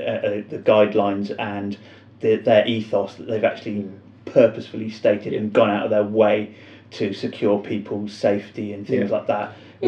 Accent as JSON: {"language": "English", "area": "Cornwall", "region": "South West England", "country": "United Kingdom", "said": "I'm from Cornwall"}